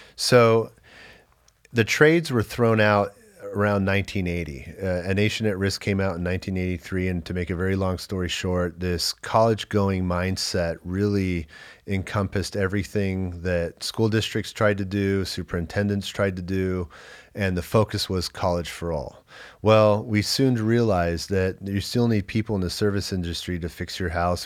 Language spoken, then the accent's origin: English; Los Angeles, California, United States; I grew up in Los Angeles, but moved in with my dad after my gap year.